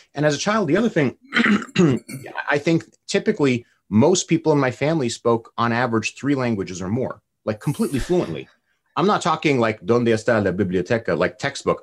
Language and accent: English; New Jersey, United States; also born or lived in California / upstate New York; I was born in California. I grew up in New Jersey